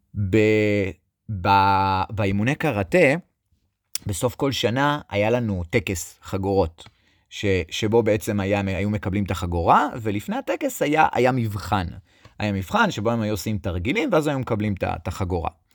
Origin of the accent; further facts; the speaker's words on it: Netanya, Central District, Israel; אני גדלתי בנתניה